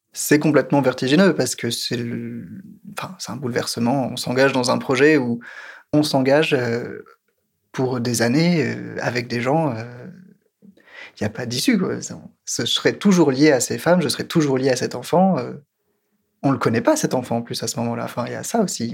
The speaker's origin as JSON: {"language": "French", "country": "France", "said": "je suis français"}